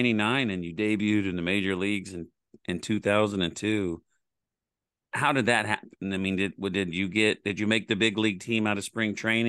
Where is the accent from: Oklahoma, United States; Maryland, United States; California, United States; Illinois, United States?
Oklahoma, United States; moved away as an adult; now in Texas, United States; I grew up in Oklahoma and I moved to Texas when I was 18, and now I'm almost 52. So I've lived here way longer than Oklahoma.